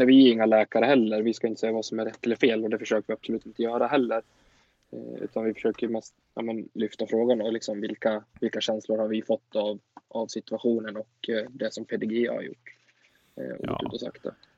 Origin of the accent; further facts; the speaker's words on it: Sweden; vi som åtminstone svenskar